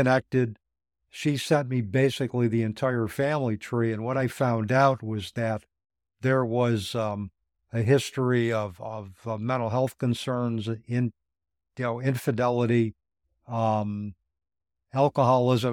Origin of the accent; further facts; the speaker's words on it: Utica, New York, United States; I went to a Catholic school, one-room schoolhouse in Utica, New York, uh, called Saint Mary's School.